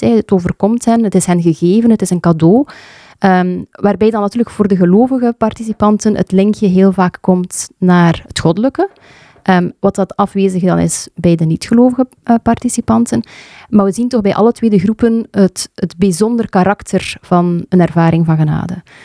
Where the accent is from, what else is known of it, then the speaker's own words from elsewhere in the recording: Sijsele, Flanders, Belgium; moved away; also born or lived in Leuven; Ik ben ehm, geboren in Seiselen, een klein dorpje tussen Damme en Brugge. En daar heb ik eigenlijk mijn kindertijd en mijn jeugd doorgebracht